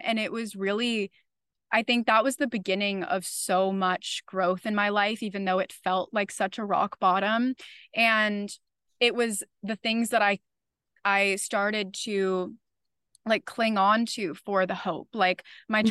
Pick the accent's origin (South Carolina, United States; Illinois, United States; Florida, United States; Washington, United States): Florida, United States; now in New York City, United States; I'm originally from Florida.